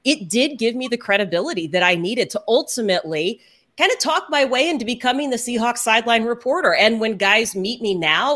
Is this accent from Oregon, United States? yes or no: no; Houston, Texas, United States; moved away as an adult; also born or lived in Dallas; now in Seattle, United States; I grew up in Houston